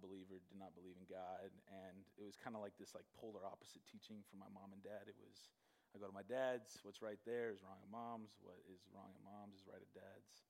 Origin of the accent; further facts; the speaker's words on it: Gilbert, Arizona, United States; also born or lived in Canada / Michigan; I grew up here in Arizona. In Gilbert, I moved to Gilbert when I was 7